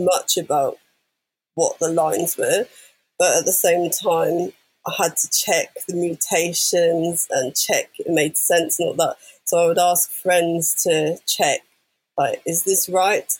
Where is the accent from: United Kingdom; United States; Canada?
United Kingdom; London; growing up in London.